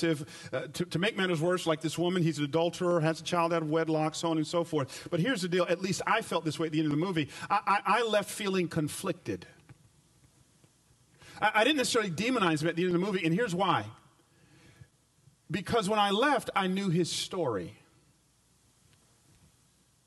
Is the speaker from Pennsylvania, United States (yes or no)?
no; Atlanta, Georgia, United States; now in Memphis, United States; I grew up in Atlanta back in the 80s